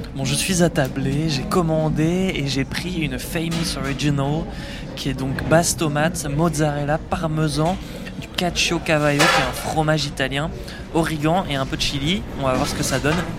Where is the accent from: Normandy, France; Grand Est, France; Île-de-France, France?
Île-de-France, France; Paris; je suis journaliste français, je viens de Paris.